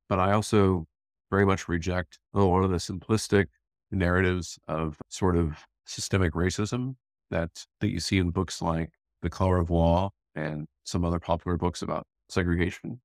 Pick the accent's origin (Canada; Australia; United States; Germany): United States; Northwest Indiana; moved away; I grew up in Northwest Indiana in pretty small towns